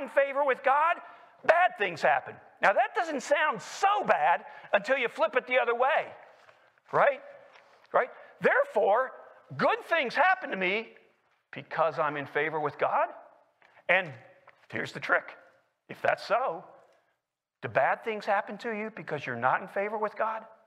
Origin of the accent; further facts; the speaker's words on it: Lexington, Kentucky, United States; moved away as an adult; also born or lived in Washington, D.C.; I was born in Lexington, Kentucky, and raised there